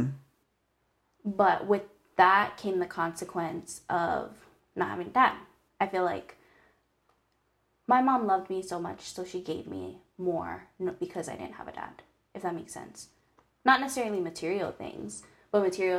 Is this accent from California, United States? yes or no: no; Hilo, Hawaii, United States; Born and raised in Hawaii on the Big Island. Grew up in a small town called Hilo